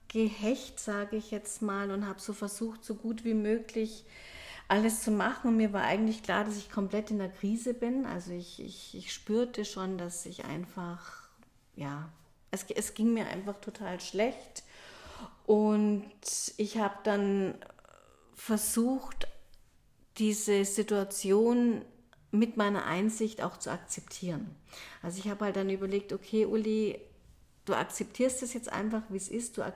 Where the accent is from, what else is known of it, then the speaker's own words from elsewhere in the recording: Munich, Bavaria, Germany; dass ich komme ja aus München und ich liebe meine Heimatstadt und ich merkte plötzlich, dass ich gern nach München wieder zurückkehren möchte.